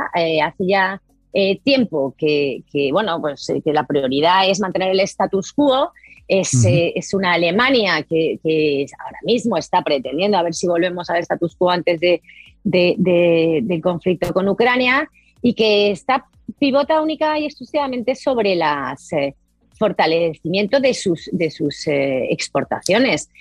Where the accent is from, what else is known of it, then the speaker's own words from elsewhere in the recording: Spain; Yo, yo como española